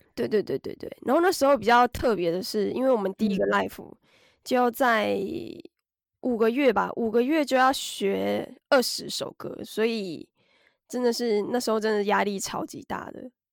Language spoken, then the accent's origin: Chinese; Taiwan; moved away as an adult; now in Japan; 小时候在台湾看的日剧